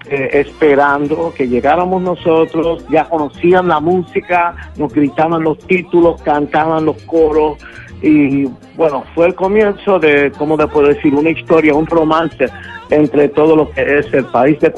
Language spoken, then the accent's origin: Spanish; Brooklyn, New York, United States; born there; Yo nací en Brooklyn, Nueva York, de padres puertorriqueños